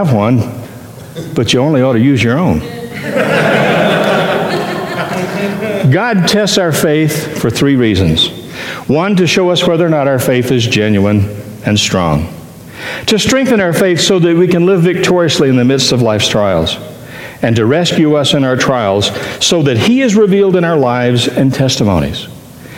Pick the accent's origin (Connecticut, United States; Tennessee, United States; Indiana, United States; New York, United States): Tennessee, United States; I'm from Tennessee